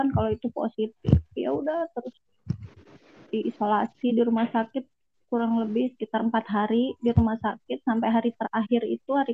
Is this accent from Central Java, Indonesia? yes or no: no; Lampung, Indonesia; now in Bekasi, Indonesia; baru pulang dari balik kampung nih ke kampung aku di Lampung